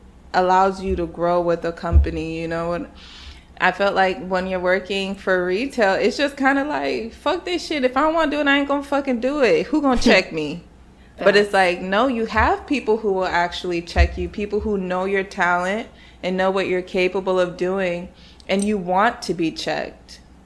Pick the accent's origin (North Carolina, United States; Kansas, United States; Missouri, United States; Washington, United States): North Carolina, United States; now in New York, United States; I am not a New York native. I moved here 4 years ago from North Carolina, but I'm actually Nigerian. I always feel the need to throw that in there because I do not claim North Carolina like that.